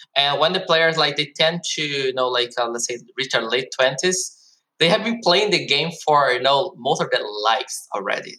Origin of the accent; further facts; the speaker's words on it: Brazil; also born or lived in Germany; now in South Korea; personally i am from Brazil. i was born in brazil but i also have this german citizenship so i also lived in germany for 10 years and since last year i'm living in south korea